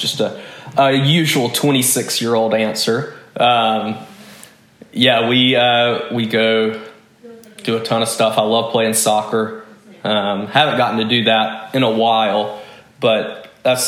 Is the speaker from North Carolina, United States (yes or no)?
yes; Kinston, North Carolina, United States; moved away as an adult; now in Arlington, United States; I am from Eastern North Carolina, a small town called Kinston. I was born and raised there